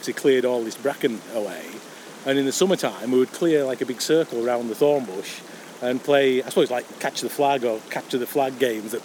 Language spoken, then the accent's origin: English; Threlkeld, North West England, United Kingdom; I was born here and spent my first 18 years here.